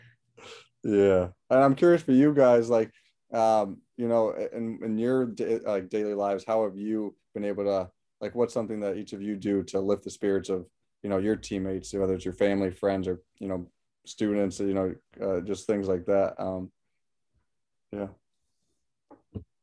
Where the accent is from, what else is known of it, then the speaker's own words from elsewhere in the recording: West Hartford, Connecticut, United States; I'm born and raised in West Hartford, Connecticut